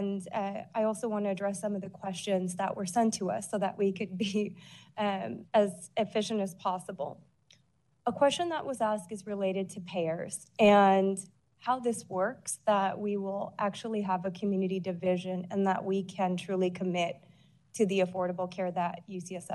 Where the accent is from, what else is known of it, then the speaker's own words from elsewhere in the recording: Honolulu, Hawaii, United States; now in San Francisco, United States; I grew up in Honolulu